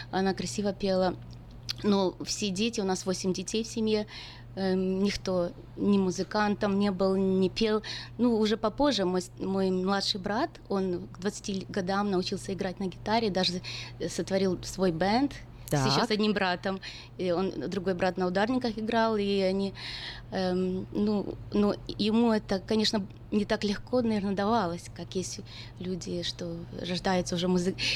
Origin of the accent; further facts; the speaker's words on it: Novovolynsk, Volyn Oblast, Ukraine; now in United States; Я приехала с, Амер... э, с Украины в Америку уже много лет, 24 года назад, с маленького городка Укра... э, с Украины